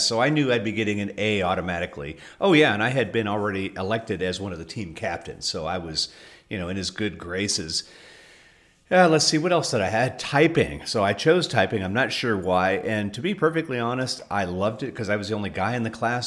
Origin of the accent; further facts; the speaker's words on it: Southern California, United States; first language English; I grew up in Southern California